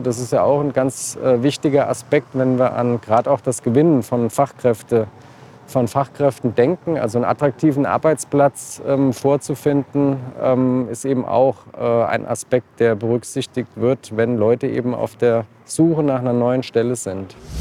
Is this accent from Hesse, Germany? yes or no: yes; Marburg, Hesse, Germany; Ich bin hier geboren und habe Gymnasium Martin-Luther-Schule Abitur gemacht